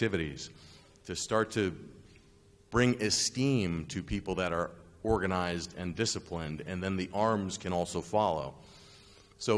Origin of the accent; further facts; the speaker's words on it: United States; also born or lived in Japan; I'm an American